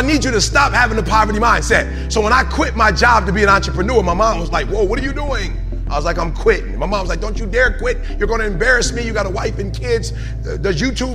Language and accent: English; Detroit, Michigan, United States; I'm from Detroit